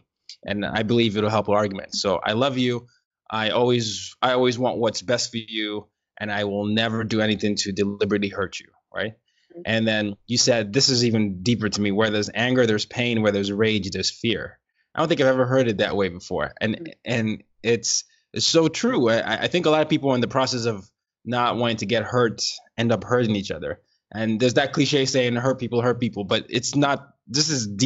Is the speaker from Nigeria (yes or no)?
yes; Nigeria; me being Nigerian